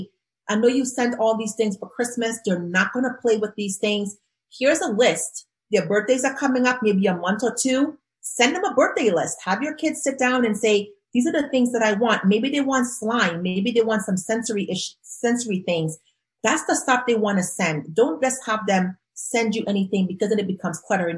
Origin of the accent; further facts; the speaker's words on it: Trinidad & Tobago; moved away; growing up in Trinidad and Tobago